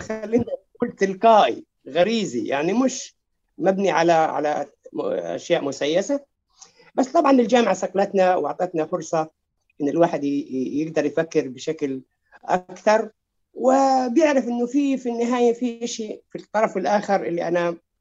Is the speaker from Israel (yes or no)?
yes; Lakiya, Southern District, Israel; في قريتنا في اللقيه